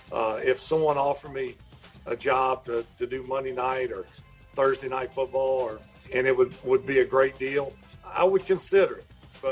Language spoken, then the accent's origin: English; United States; accent: country; I guess my country accent cuts me out.